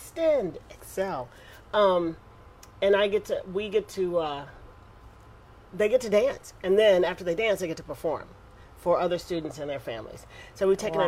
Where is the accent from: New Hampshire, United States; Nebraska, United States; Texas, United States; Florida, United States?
Texas, United States; I'm from Texas too